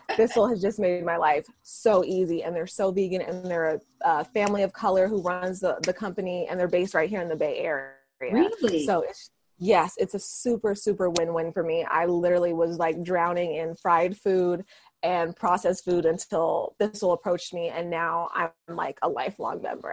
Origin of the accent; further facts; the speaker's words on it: Vallejo, California, United States; that's my hometown you know, I was raised in Vallejo, went to elementary to high school there